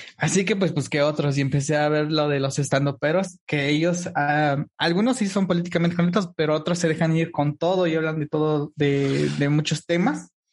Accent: Oaxaca, Mexico; yo soy de México, pero de, una parte, eh, pues, del sur, digamos, que viene siendo el, el hermosísimo estado de Oaxaca

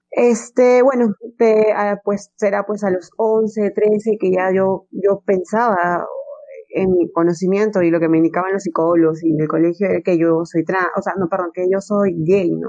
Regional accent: Peru; en mi país, no, Perú es, es un país muy machista

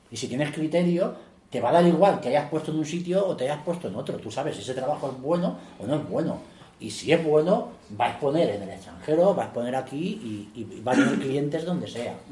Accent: Spain; tan serio podemos ser nosotros como un alemán, pero hay determinadas, no sé, que tenemos un criterios que, que, nos echan encima y decir, el español no es fiable y tal.

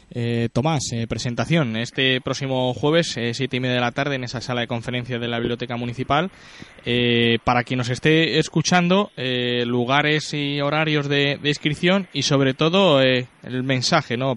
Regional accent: Illescas, Castilla-La Mancha, Spain; nuestra localidad de, de Illescas

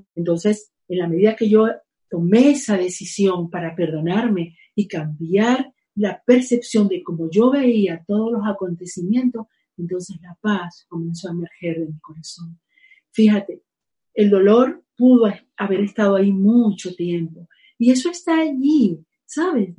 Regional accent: Venezuela; now in Spain; mi país, Venezuela. Estoy feliz aquí también viviendo pues, en España

